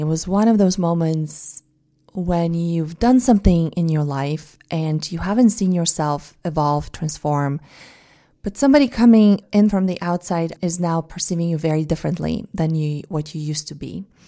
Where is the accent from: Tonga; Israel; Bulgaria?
Bulgaria; English is a second language; now in United States; say I go back to Bulgaria, they ask me, they, they tell me I have an accent speaking in Bulgarian, at least for the first couple of days after I've arrived home